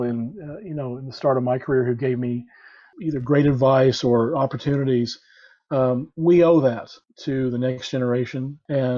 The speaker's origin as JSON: {"language": "English", "region": "Oklahoma", "country": "United States", "tie": "born or raised there"}